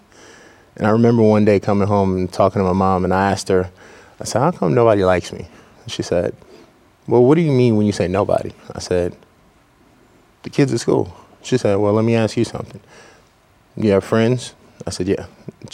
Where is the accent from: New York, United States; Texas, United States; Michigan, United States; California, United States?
New York, United States; New York City; Born and raised in the Bronx, New York